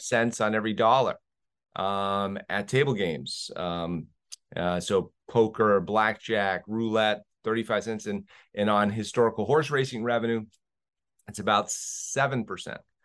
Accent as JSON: {"language": "English", "region": "New England", "country": "United States", "tie": "born or raised there", "moved": "as an adult", "lives_now": "Las Vegas, United States", "said": "I grew up in New England"}